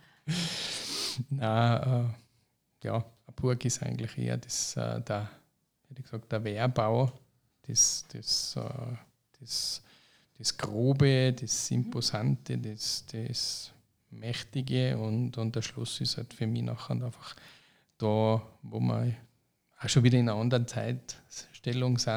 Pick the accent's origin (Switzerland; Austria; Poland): Austria; St. Johann; born there; Ich bin zwar auch gebürtiger St. Johanna